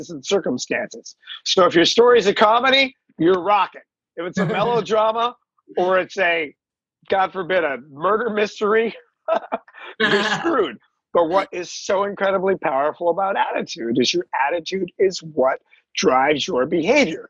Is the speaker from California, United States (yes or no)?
yes; Los Angeles, California, United States; I grew up in the San Fernando Valley